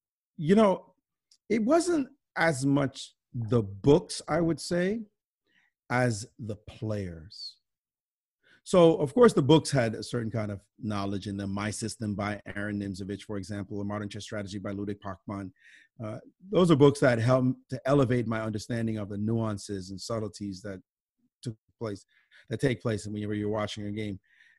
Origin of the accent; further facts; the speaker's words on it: Brooklyn, New York, United States; and especially growing up in Brooklyn that I relished. You know, we play in the parks.